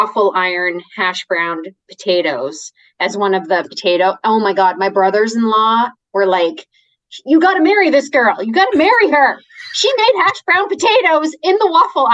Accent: Canada; moved away; I'm Canadian, and back in my Canadian days of living in Canada

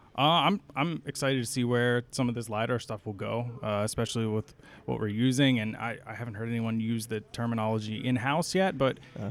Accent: central Pennsylvania, United States; moved away as an adult; now in Philadelphia, United States; I grew up in central Pennsylvania, but I'm currently living in suburban Philadelphia

